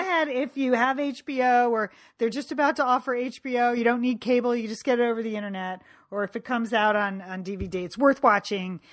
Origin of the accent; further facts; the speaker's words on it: Connecticut, United States; moved away; from growing up in Connecticut from high school